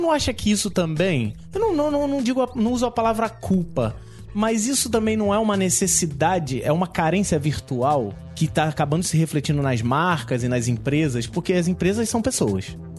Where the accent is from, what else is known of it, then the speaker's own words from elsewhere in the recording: Rio de Janeiro, Brazil; Eu sou do Rio de Janeiro